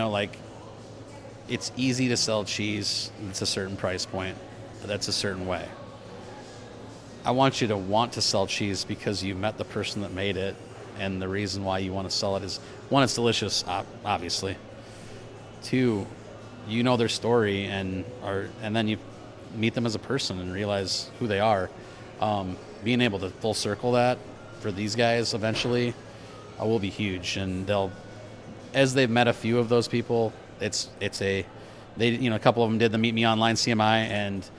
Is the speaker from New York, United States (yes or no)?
no; South Dakota, United States; I'm this dude from South Dakota.